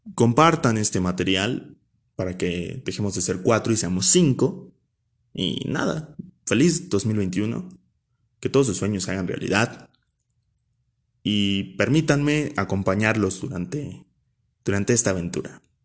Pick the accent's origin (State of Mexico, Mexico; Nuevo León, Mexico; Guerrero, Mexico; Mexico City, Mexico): State of Mexico, Mexico; Nezahualcóyotl; originario de Nesa.